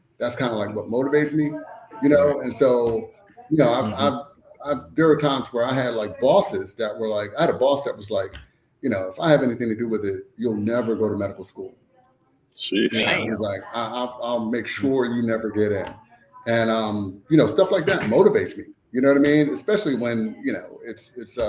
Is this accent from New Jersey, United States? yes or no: yes; Trenton, New Jersey, United States; I grew up in Trenton, New Jersey